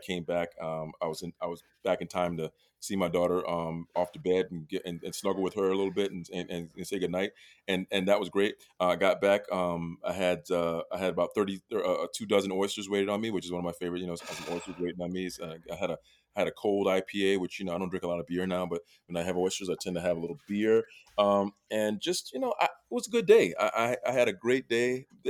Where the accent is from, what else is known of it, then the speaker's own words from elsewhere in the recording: South Carolina, United States; When I was younger and growing up in South Carolina